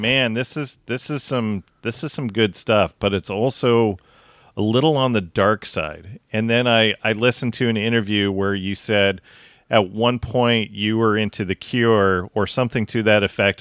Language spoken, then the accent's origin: English; Tacoma, Washington, United States; We grew up in the Tacoma area